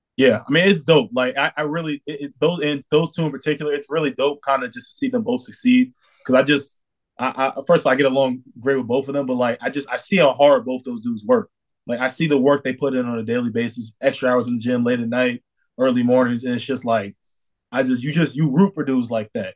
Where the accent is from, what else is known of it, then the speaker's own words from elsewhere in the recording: New York, United States; moved away as an adult; now in Orlando, United States; I'm from New York